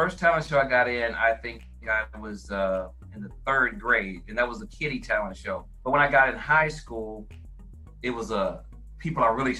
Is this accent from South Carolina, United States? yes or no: no; Flint, Michigan, United States; also born or lived in Clarksdale, Mississippi; And I grew up in Flint. I moved out of the city of Flint back in 1986. So I kind of moved out to the suburbs outside of Flint.